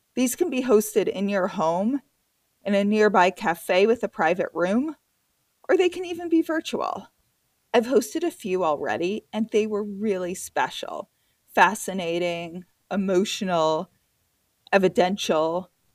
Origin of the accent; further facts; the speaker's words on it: New York, United States; as a New Yorker